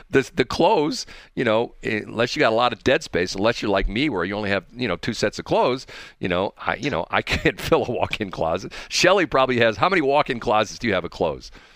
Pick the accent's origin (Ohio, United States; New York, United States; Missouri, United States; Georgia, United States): Missouri, United States; St. Louis; I was born in Saint Louis. I was born in Barnes Hospital in Saint Louis